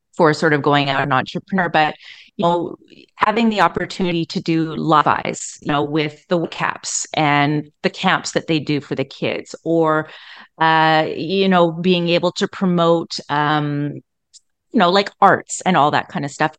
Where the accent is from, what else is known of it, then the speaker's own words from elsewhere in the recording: Edmonton, Alberta, Canada; I was born and raised in Edmonton